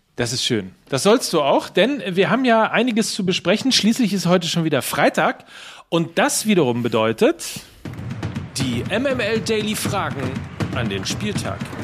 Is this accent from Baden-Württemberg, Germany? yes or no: no; North Rhine-Westphalia, Germany; für mich als Ostwestfale